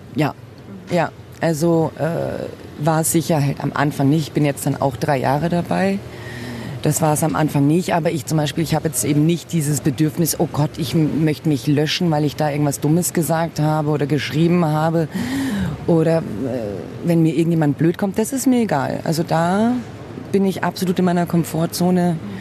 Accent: Munich, Bavaria, Germany; ich bin hier in München geboren und wurde auch in Anführungszeichen deutsch, französisch und brasilianisch erzogen

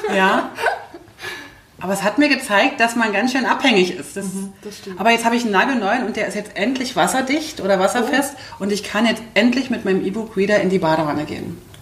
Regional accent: Berlin, Germany; accent: Berlinerisch; ich komme aus Berlin

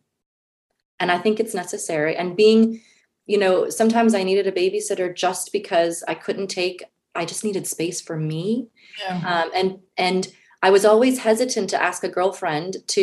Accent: United States; moved away as an adult; now in Switzerland; as an American, we all want our own cars and our own houses. Like this is a very American kind of, that's how I was raised

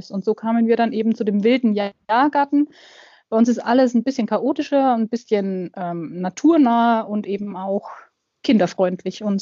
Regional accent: Bavaria, Germany; ich komme aus Franken, Mittelfranken, Nähe Nürnberg.

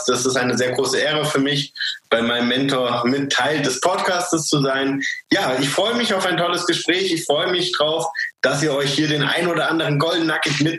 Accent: Frankfurt, Hesse, Germany; moved away as an adult; now in Tyrol, Austria; Ich komme ursprünglich aus Frankfurt. Das ist ähm, in Deutschland und lebe aber mittlerweile seit acht Jahren in, äh, in Österreich, in Tirol.

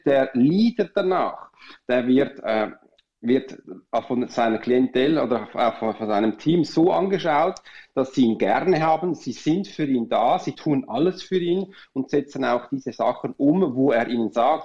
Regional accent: Switzerland; wir Schweizer

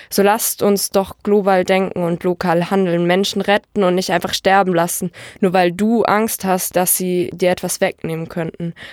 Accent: Germany; Ich bin Deutsche, ich hier geboren, aufgewachsen und sozialisiert, deutsche Eltern, deutsche Großeltern durch und durch deutsch.

